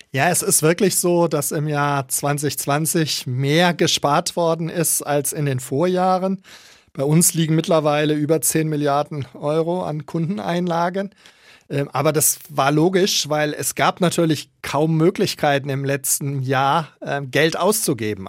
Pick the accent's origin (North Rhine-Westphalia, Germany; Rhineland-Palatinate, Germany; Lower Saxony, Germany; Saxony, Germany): North Rhine-Westphalia, Germany; Münster; now in Nuremberg, Germany; Ich fühle mich nicht als Preuße, sondern als in Münster gebürtiger Westfale.